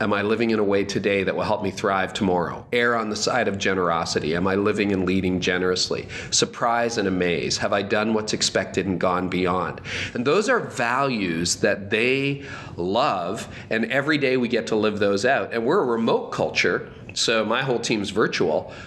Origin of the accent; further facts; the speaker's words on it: Canada; I'm Canadian.